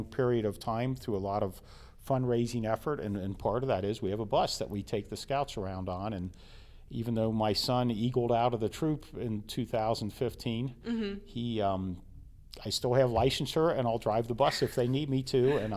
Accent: Colerain Township, Ohio, United States; as a little kid growing up on Gaines Road

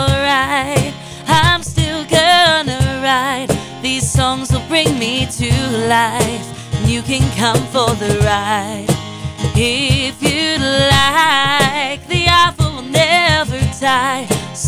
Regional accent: Londonderry, New Hampshire, United States; Me and my hometown do not have a good relationship. We don't. Who's your hometown? Londonderry.

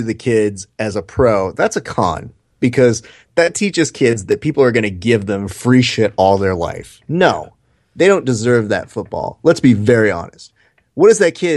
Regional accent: California, United States; I'm from California

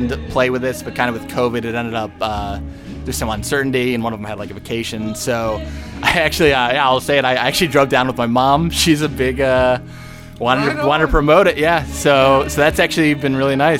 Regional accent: Naperville, Illinois, United States; also born or lived in Urbana, Illinois; now in Chicago, United States; So I grew up in Naperville, and then I've been living downtown for the past like 5 years.

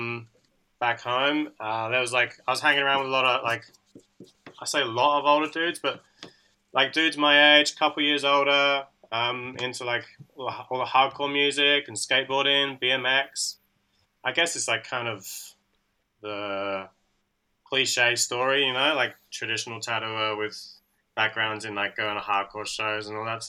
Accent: Taunton, South West England, United Kingdom; moved away as an adult; also born or lived in Perth, Australia; now in Sydney, Australia; I'm from a like small town in the southwest called Taunton

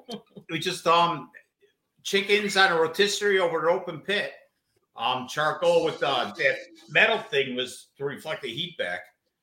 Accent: Hamburg, New York, United States; now in Orchard Park, United States; I'm from Hamburg, right down the road. We live now in Orchard Park, 2.3 miles away from the stadium.

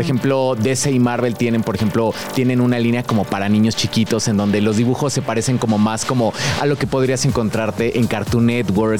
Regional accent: Querétaro, Mexico; also born or lived in San Miguel de Allende, Guanajuato; llevo viviendo en Querétaro, llevo como 18 años viviendo allá.

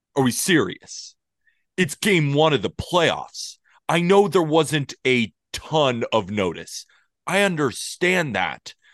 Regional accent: Santa Barbara, California, United States; moved away as an adult; now in New York, United States; I'm from Santa Barbara, California

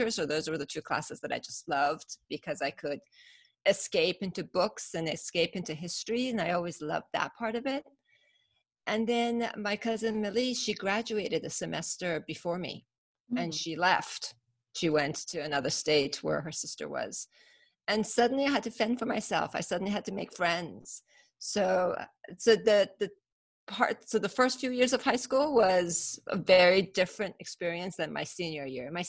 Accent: California, United States; We I grew up in Northern California.

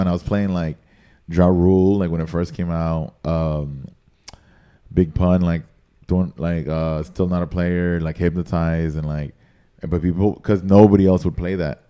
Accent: Nicaragua; moved away as an adult; also born or lived in San Antonio, Texas; now in Miami, United States; I was raised by my mom in Nicaragua, and my dad lived here. So growing up, I spent most of my time in Nicaragua

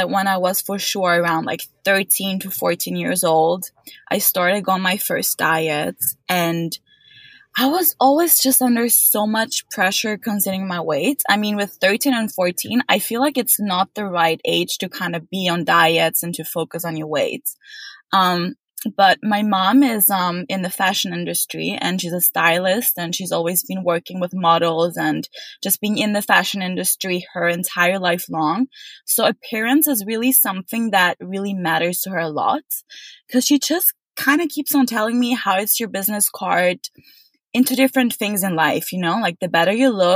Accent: Vienna, Austria; moved away as an adult; also born or lived in Exeter; now in London, United Kingdom; I am originally from Vienna, which is the capital of Austria. And I've been literally growing up there, going to school there

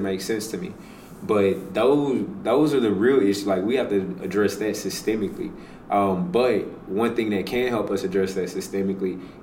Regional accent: Houston, Texas, United States; I grew up in Fifth Ward.

